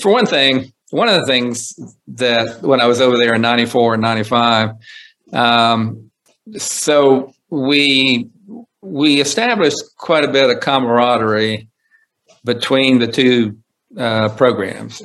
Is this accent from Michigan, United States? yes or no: no; Coalwood, West Virginia, United States; moved away; also born or lived in Huntsville, Alabama; growing up in Colwood, West Virginia and building rockets because I'd seen Sputnik fly over.